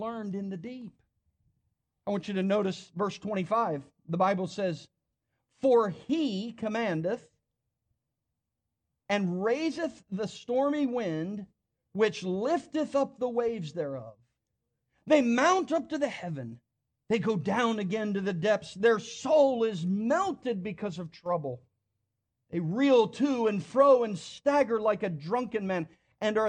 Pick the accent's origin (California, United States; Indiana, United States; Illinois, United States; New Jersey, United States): New Jersey, United States; now in Tennessee, United States; I grew up in New Jersey.